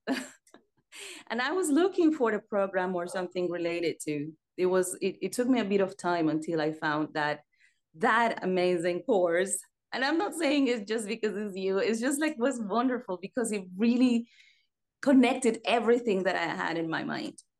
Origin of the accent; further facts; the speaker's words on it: Mérida, Yucatán, Mexico; now in Paris, France; I was born in Merida, is the Yucatan Peninsula